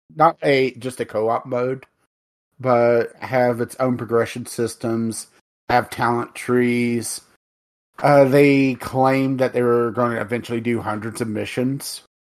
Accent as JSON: {"language": "English", "country": "United States", "said": "we're American"}